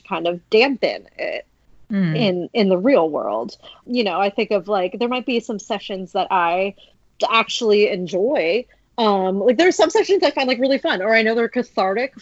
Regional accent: United States; I'm American

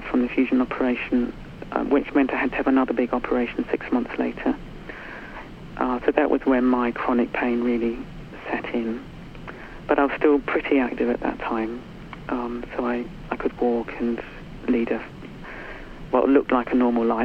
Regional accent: New Zealand; now in United Kingdom; I was brought up in New Zealand in the 60s

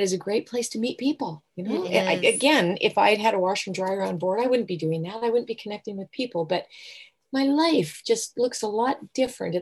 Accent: Southern Alberta, Canada; now in Vancouver, Canada; I grew up in Southern Alberta on the prairies

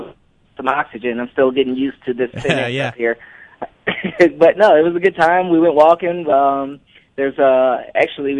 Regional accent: Detroit, Michigan, United States; moved away as an adult; also born or lived in Wisconsin / Mississippi / Florida / Indianapolis; now in Utah, United States; I'm originally from Detroit, and I've had many stops across the way

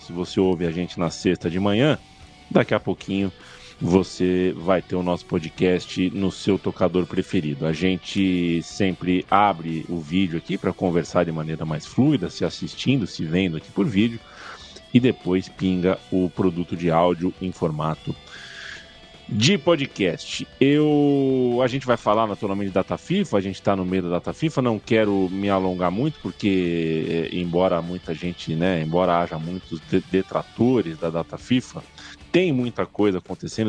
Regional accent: Brazil; a gente é brasileiro

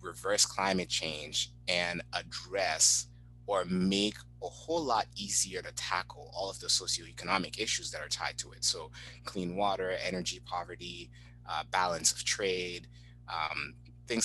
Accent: Haiti; I grew up in Haiti

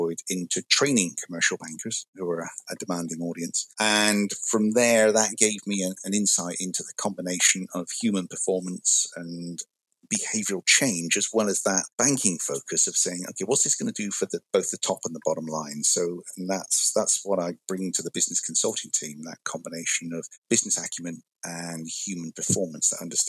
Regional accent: West Country, South West England, United Kingdom; moved away as an adult; now in United States; grew up in the West Country, as it's known in the UK

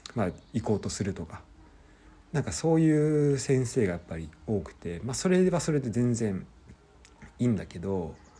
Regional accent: Japan; moved away as an adult; also born or lived in France; 日本で普通に、えー、生まれ育って

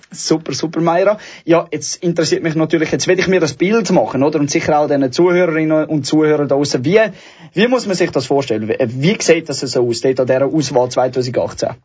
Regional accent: Zurich, Switzerland; für mich als Zürcher

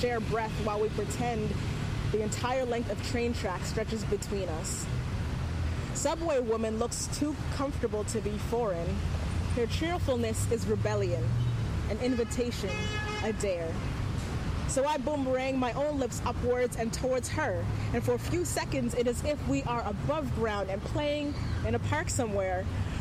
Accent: Antigonish, Nova Scotia, Canada; now in Toronto, Canada; I just moved to Toronto, like, several years ago from Antigonish, Nova Scotia

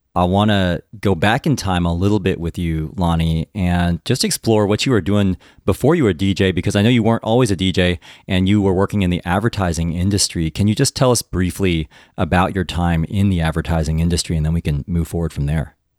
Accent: United States; I'm Taiwanese, but I was born in the United States

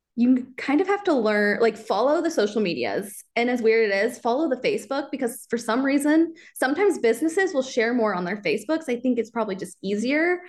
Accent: Kansas City, Missouri, United States; I grew up in Kansas City. I grew up near the Liberty area.

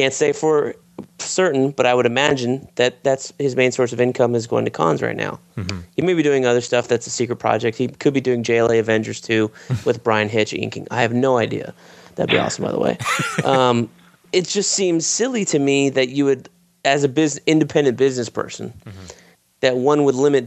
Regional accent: Florida, United States; Florida, my home state

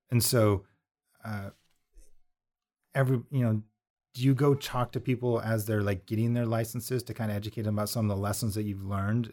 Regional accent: Montana, United States; I'm originally from Montana

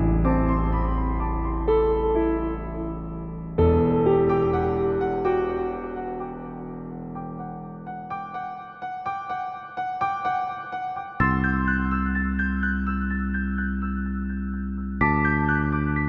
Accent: Seattle, Washington, United States; I'm from Seattle as well

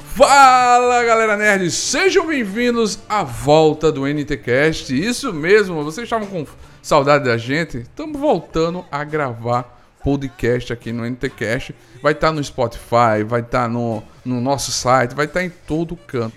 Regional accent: Arapiraca, Alagoas, Brazil; now in Maceió, Brazil; eu sou de Arapiraca, estou morando em Marcel

